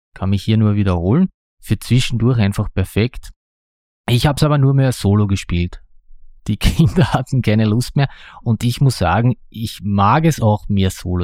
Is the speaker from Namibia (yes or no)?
no; Austria; ich bin ein Österreicher